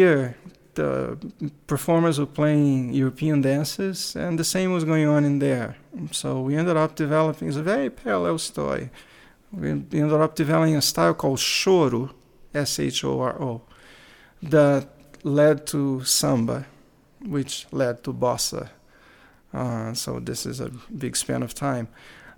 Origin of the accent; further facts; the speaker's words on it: Rio de Janeiro, Brazil; moved away; I am from Rio de Janeiro myself.